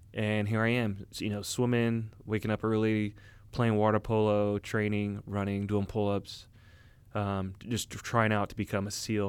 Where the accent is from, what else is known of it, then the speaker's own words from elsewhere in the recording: Orange County, California, United States; I grew up in Orange County, California